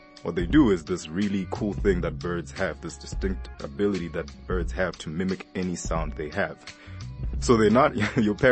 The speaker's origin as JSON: {"language": "English", "country": "South Africa", "said": "I'm South African"}